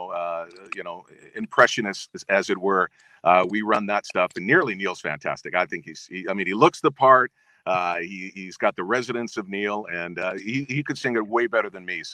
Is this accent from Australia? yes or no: no; Winnipeg, Manitoba, Canada; at the time when I was growing up in Winnipeg, listening to CKY, in CGLB in Winnipeg